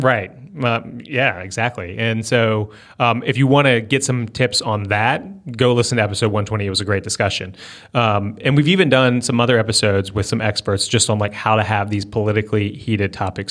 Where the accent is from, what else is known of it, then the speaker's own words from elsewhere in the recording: Northern Virginia, United States; moved away; I grew up in Northern Virginia